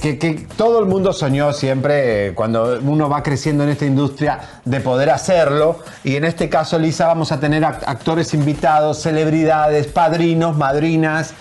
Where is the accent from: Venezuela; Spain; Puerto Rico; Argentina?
Argentina; moved away as an adult; also born or lived in Miami; now in Mexico; yo me fui de Argentina porque me cansé un poco de los argentinos, porque a veces uno se cansa de su propia gente